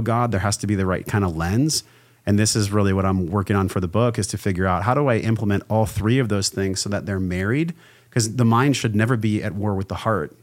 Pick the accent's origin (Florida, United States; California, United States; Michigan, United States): California, United States; La Mesa; I came from La Mesa, California, which is like East County, San Diego. And, um, I was raised by a mom